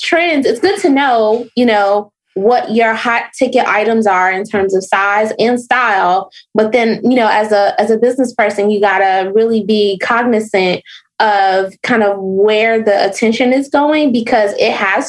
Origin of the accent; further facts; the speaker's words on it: Chicago, Illinois, United States; now in Atlanta, United States; I am originally from Chicago.